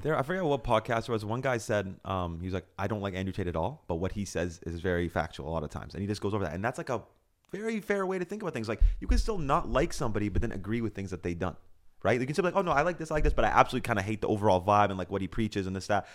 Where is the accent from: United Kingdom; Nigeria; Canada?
Canada; I'm Canadian